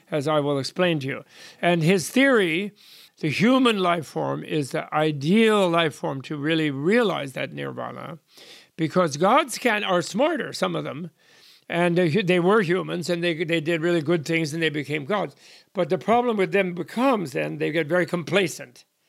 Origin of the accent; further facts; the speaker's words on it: United States; I'm an American by birth.